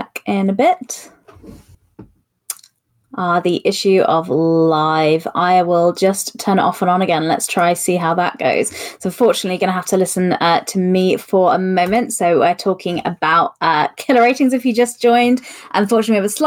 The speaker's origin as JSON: {"language": "English", "country": "United Kingdom", "said": "being British"}